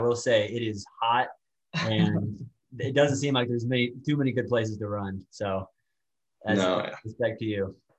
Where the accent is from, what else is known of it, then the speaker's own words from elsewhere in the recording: Tallahassee, Florida, United States; because I came from Tallahassee, which, although it's a state capital, it's not much of a state capital, but I would say it's a Florida state college town.